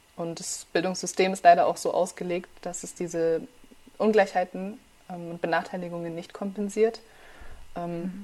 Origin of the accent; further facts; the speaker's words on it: suburb of Munich, Bavaria, Germany; first language Farsi; German is a second language; moved away as an adult; now in Heidelberg, Germany; geboren in München und dann mhm. zur ersten Klasse sind wir aber ein bisschen außerhalb von München gezogen